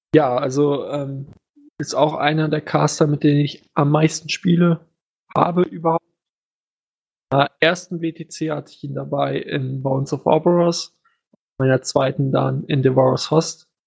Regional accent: Germany; als Deutscher

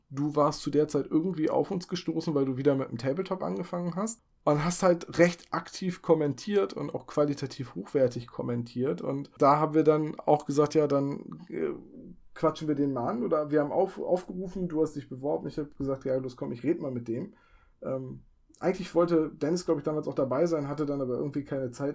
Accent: Bremen, Germany; also born or lived in Oldenburg; weil ich von Oldenburg nach dem Studium zurückgezogen bin in meine Heimat nach Bremen

